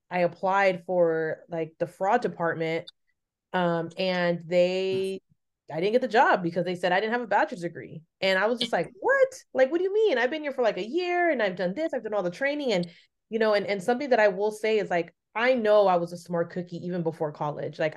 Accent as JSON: {"language": "English", "town": "San Francisco", "region": "California", "country": "United States", "tie": "born or raised there", "also_born_or_lived": "Los Altos", "said": "I grew up in San Francisco."}